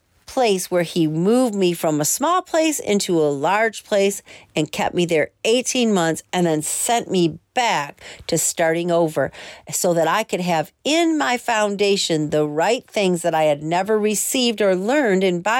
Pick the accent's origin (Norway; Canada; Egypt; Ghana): Egypt; God told me to return to my homeland, and he called my homeland and my home state and the city where I was from Egypt.